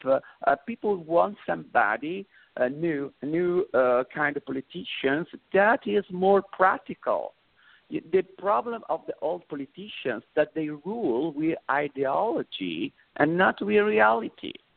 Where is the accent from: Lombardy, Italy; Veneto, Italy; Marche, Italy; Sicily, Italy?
Veneto, Italy; Vicenza; English is a second language; moved away; also born or lived in Rome; originally I'm from Venice, Syria, the northeast of Italy, but I live okay. also in Rome